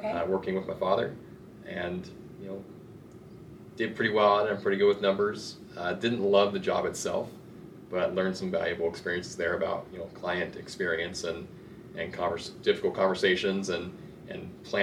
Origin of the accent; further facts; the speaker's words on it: Salem, Oregon, United States; moved away as an adult; now in Utah, United States; I'm originally from Salem, Oregon. Grew up in the Salem, Oregon area